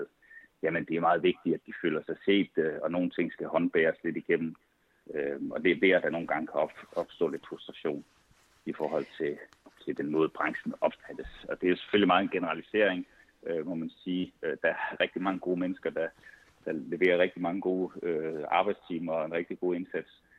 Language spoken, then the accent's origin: Danish; Svendborg, Southern Denmark, Denmark; moved away as an adult; also born or lived in Odense; now in Copenhagen area, Denmark; jeg er oprindelig fra Svendborg